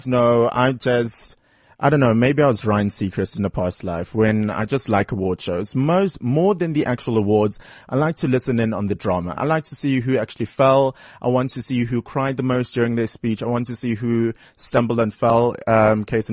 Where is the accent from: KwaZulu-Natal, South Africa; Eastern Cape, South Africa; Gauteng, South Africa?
KwaZulu-Natal, South Africa; Durban; moved away; Durban, my hometown